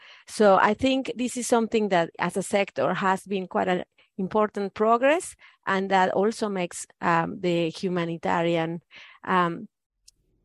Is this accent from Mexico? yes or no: yes; Mexico; English is a second language; moved away as an adult; now in New Zealand; I have been raised in Mexican Catholic family